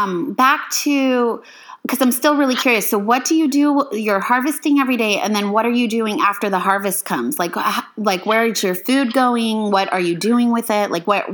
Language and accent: English; Love Canal, New York, United States; born there; because I was born in Love Canal, which is a dioxin hotspot in New York, and so I was exposed to dioxin for the first 2 years of my life